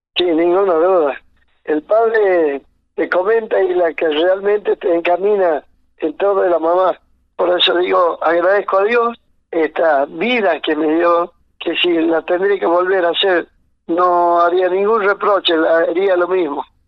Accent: Orán, Salta, Argentina; also born or lived in Chaco Salteño; Orán es el, el lugar donde yo nací, yo nací en ingenio tabacal

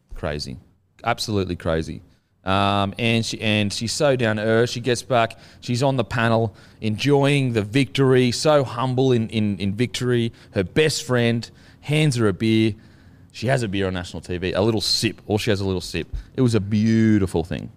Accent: Australia; I'm Australian

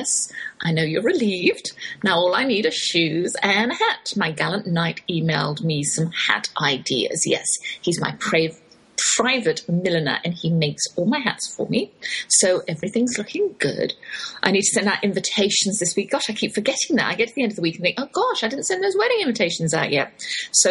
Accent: Oxford, South East England, United Kingdom; accent: English, Oxford drawl; moved away as an adult; now in Texas, United States; that's my English accent you're hearing, though I've lived in the Lone Star State half my life. I can't shake that Oxford drawl.

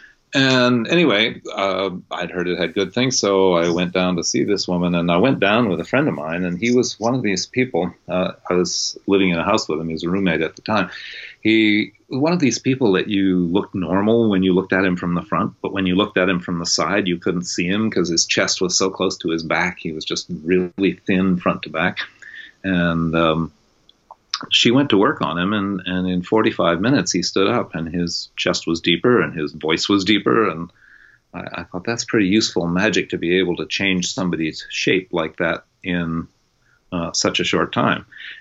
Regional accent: New England, United States; moved away as an adult; also born or lived in California; I was born on the East Coast and was raised very much up in that kind of New Englandy, don't pay attention to your body kind of upbringing

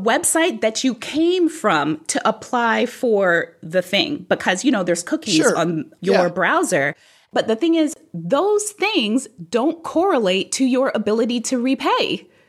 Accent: New York City, New York, United States; I grew up in New York City

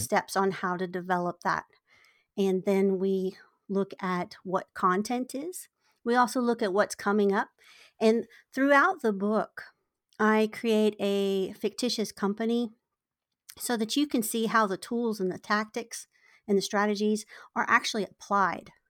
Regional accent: Virginia, United States; moved away as an adult; now in San Diego, United States; I, I was born in Virginia

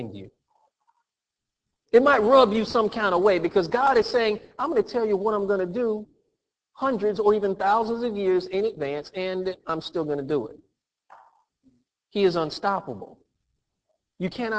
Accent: United States; I'm from America. This is where I grew up. I am American

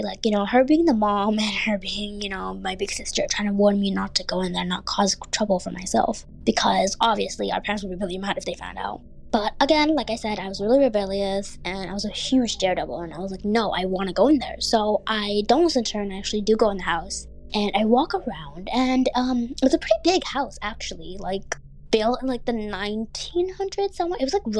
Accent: Bangladesh; born there; I went to my home country of Bangladesh, where I was born, to visit family, since I do have family there.

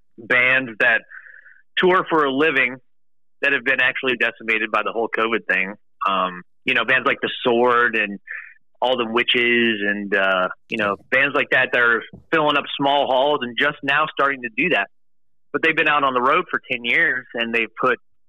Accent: Cleveland, Ohio, United States; I'm from the Cleveland area

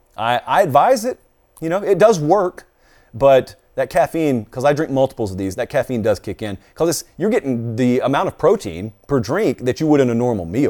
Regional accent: the South, United States; I grew up in the South.

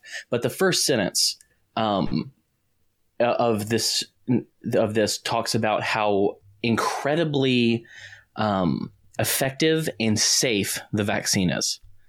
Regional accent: the South, United States; Like, I'm a Southerner

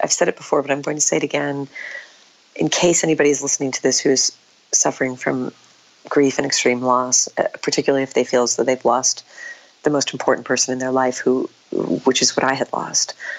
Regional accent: New England, United States; moved away as an adult; now in New York City, United States; I grew up on a small family Christmas tree farm in New England

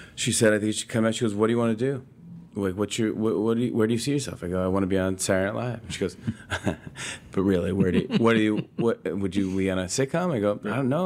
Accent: Saugerties, New York, United States; also born or lived in Brooklyn, New York; I was born in Brooklyn, New York, Bay Ridge, and I was raised in Socrates, New York, upstate New York, very cute town. It's by Woodstock

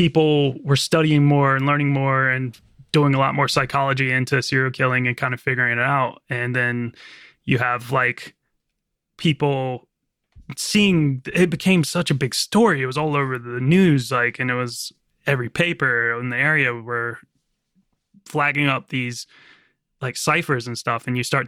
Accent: Virginia, United States; accent: American; I'm just got like a really kind of normal American accent, but I'm from Virginia. So sort of the gateway to the South.

